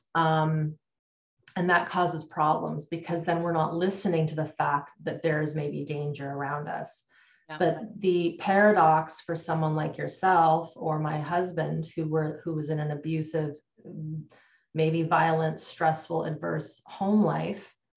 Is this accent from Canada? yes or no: yes; Canada; I grew up in Canada. I'm still in Canada.